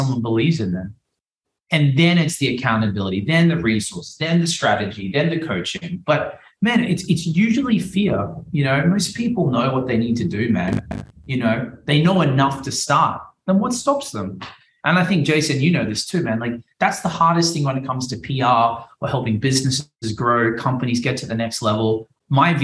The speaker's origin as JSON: {"language": "English", "country": "Australia", "moved": "yes", "lives_now": "Miami, United States", "said": "I'm an Australian guy that did magic. You know, I live in Miami."}